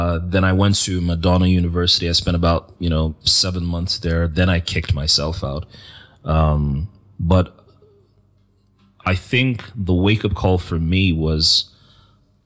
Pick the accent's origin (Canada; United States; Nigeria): Nigeria; as a Nigerian, as Christian